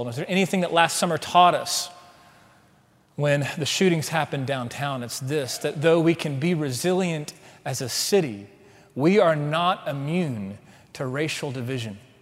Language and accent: English; Waco, Texas, United States; also born or lived in Houston, Texas / College Station, Texas; now in Dallas, United States; See, I'm a Texan. I grew up in Waco